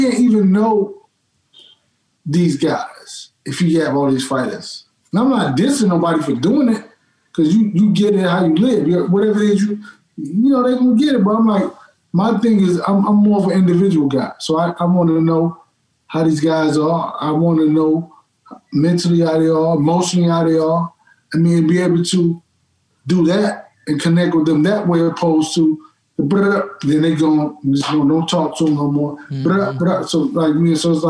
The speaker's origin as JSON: {"language": "English", "town": "Dallas", "region": "Texas", "country": "United States", "tie": "born or raised there", "said": "I grew up, I'm from Dallas"}